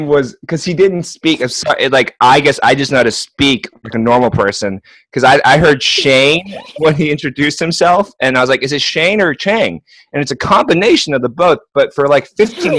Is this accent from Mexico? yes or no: no; Northern Virginia, United States; moved away as an adult; also born or lived in New York; now in Iceland; I'm from Virginia, but I'm not that Virginia